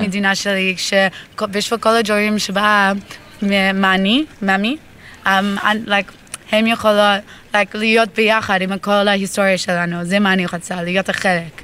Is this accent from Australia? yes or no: yes; Melbourne, Victoria, Australia; Hebrew is a second language; moved away as an adult; now in Israel; אני מאוסטרליה, מלבורן, והגעתי לפה לפני חמש חודשים בשביל צבא